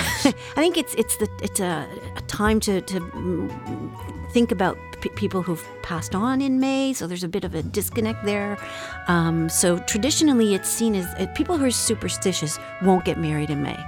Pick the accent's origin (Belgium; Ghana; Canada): Canada; Montreal, Quebec; moved away; where I grew up in Montreal